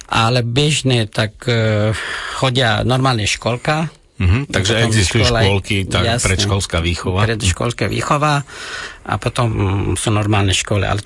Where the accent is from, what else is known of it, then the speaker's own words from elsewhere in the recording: Afghanistan; Slovak is a second language; moved away as an adult; also born or lived in Kunduz, Afghanistan / Kabul, Afghanistan / Trnava, Slovakia; now in Slovakia; kde, odkiaľ pochádzam ja, tak to je oblasti nejde Hornatí.